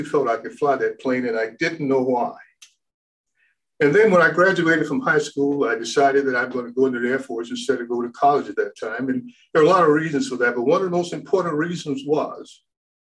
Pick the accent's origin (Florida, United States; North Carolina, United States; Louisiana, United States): Florida, United States; Miami; moved away as an adult; now in Tucson, United States; I was born and raised in Miami, Florida.